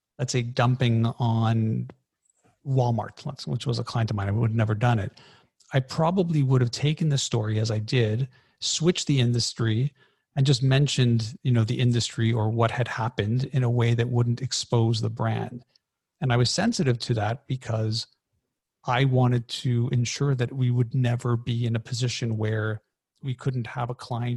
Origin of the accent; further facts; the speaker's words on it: Canada; I'm Canadian